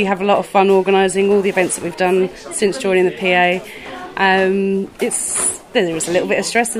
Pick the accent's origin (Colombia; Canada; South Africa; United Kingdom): United Kingdom; England; moved away as an adult; now in Camp, Ireland; my family are from camp, but I was born and raised in England, and then myself and my husband and my son came over in 2018 and we just stayed.